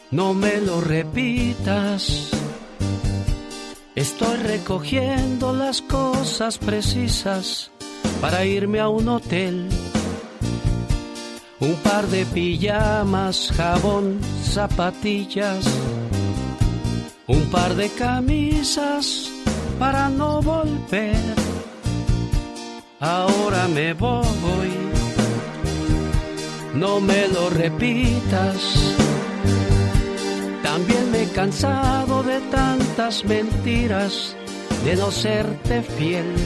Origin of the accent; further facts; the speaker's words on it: León, Guanajuato, Mexico; Saludos a la gente de León porque un día salí de León, Guanajuato. Pero León, Guanajuato nunca salió de mí.